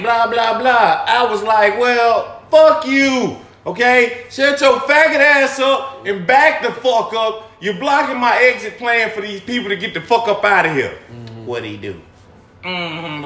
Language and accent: English; Alabama, United States; moved away